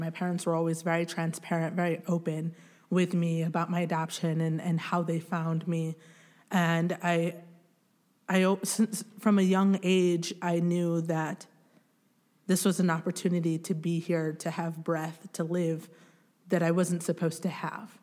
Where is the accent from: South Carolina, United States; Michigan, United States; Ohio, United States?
Michigan, United States; Grand Rapids; also born or lived in Bukavu, Democratic Republic of the Congo; we moved to Grand Rapids, Michigan